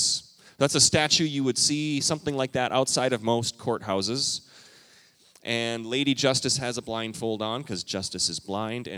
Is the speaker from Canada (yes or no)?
yes; Canada; moved away as an adult; I moved here from Canada? When I was a youngster, I think I was 18